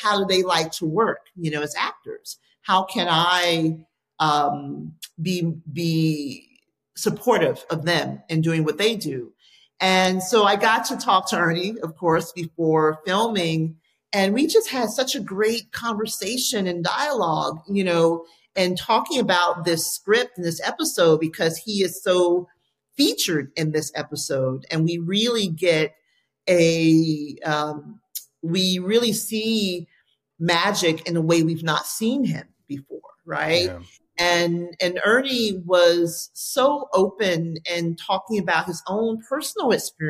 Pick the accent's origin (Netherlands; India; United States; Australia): United States; Miami, Florida; moved away as an adult; now in Los Angeles, United States; I grew up in Miami, Florida.